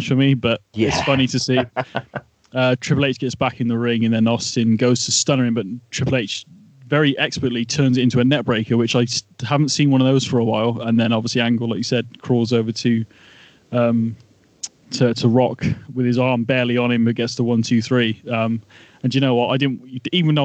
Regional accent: England, United Kingdom; being Englishman

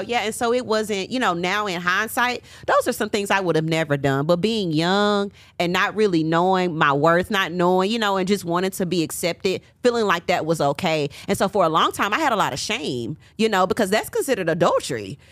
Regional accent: Nashville, Tennessee, United States; moved away as an adult; also born or lived in Huntsville, Alabama; now in Atlanta, United States; I'm from Nashville

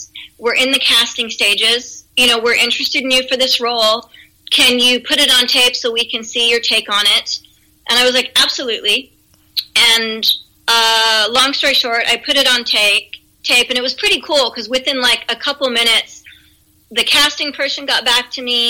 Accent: East Coast, United States; I'm originally from the East Coast, but I haven't seen snow on the beach since I was little.

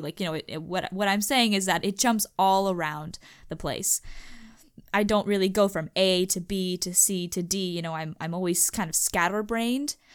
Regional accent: United States; accent: American English; I'm from the United States, currently in the United States, uh, speaking American English

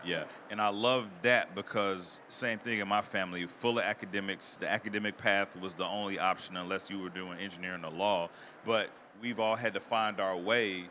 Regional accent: Mississippi, Arkansas, the South, United States; I grew up in the South, Mississippi, Arkansas

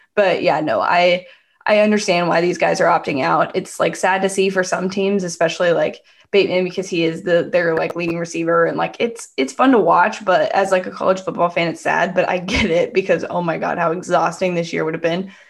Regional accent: Bay Area, California, United States; I'm from the Bay Area.

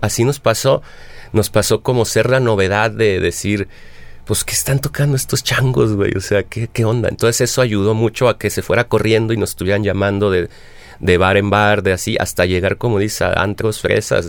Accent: Mexico; uno como mexicano

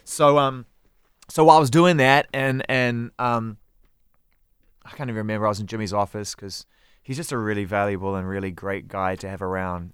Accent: New Zealand; moved away as an adult; also born or lived in United Kingdom; I was from New Zealand

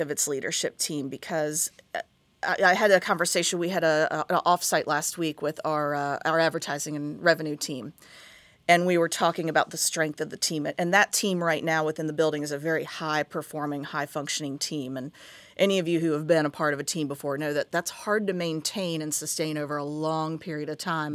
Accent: Huntington, West Virginia, United States; moved away as an adult; also born or lived in Kentucky / Hampton Roads, Virginia; now in Tampa, United States; I grew up in Huntington, West Virginia

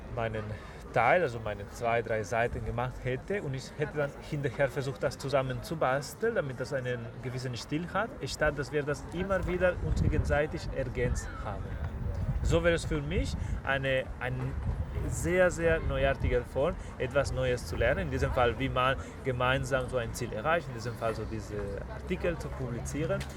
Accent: Spain; German is a second language; now in Germany; meiner Heimat, also zu Spanien

